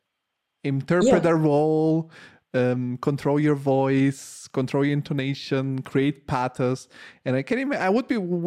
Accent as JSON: {"language": "English", "country": "Italy", "tie": "born or raised there", "moved": "yes", "said": "I grew up in Italy."}